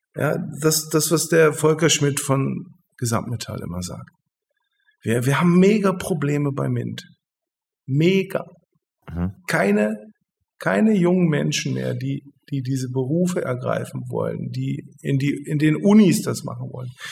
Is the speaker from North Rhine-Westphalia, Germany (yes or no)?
no; Hildesheim, Lower Saxony, Germany; das ist meine Heimat ich bin, äh, ich bin hier geboren und ich bin hier aufgewachsen